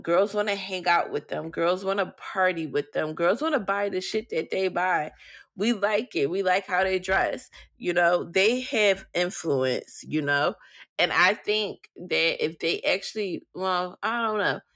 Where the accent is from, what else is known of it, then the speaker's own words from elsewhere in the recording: Philadelphia, Pennsylvania, United States; I'm from Philly